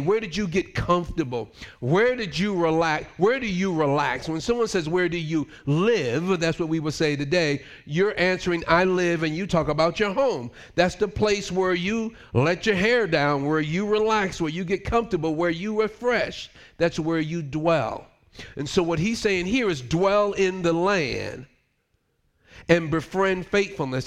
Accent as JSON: {"language": "English", "country": "United States", "also_born_or_lived": "Switzerland", "moved": "as an adult", "said": "I'm American"}